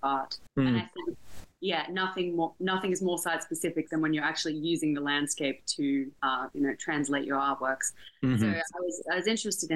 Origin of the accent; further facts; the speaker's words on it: near Byron Bay, New South Wales, Australia; moved away; I'm from a small town just near Byron Bay in Australia